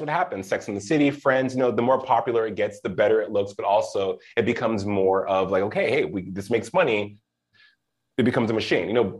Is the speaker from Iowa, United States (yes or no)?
no; Albuquerque, New Mexico, United States; moved away; also born or lived in Los Lunas, New Mexico; I'm from Albuquerque originally